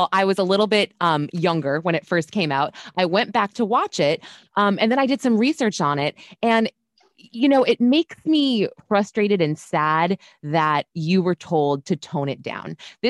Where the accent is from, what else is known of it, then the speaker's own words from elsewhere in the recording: New York, United States; I am in Manhattan. I love LA, but I'm a New York girl.